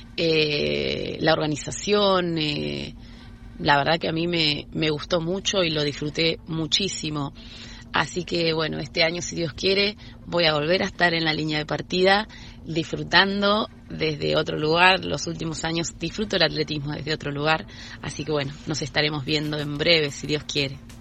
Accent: Argentina

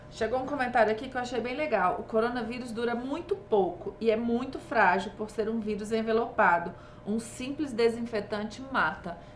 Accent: Belo Horizonte, Minas Gerais, Brazil; Minas Gerais. Eu tá? nasci em Belo Horizonte.

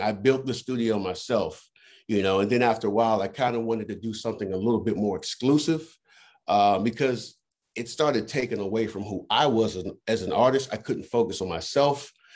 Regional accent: Washington, District of Columbia, United States; also born or lived in Virginia / Maryland; I'm actually from the Washington D.C. area. Uh, I consider myself a, a true Washingtonian. Um, I mean, I've I've moved all over through the DMV, Virginia, Maryland, but DC's always been my home.

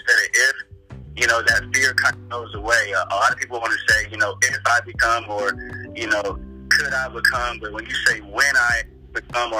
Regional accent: Texas, United States; growing up in Texas

